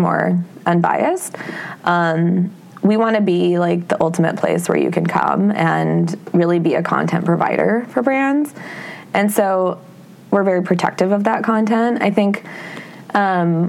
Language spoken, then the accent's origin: English; Iowa, United States; moved away as an adult; also born or lived in West Coast; now in New York City, United States; I still really resonate with growing up in Iowa. I'm from a farm in the middle of nowhere